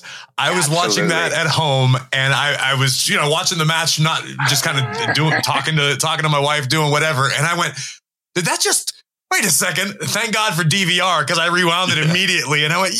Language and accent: English; Pittsburgh, Pennsylvania, United States; in my hometown, in my home arena.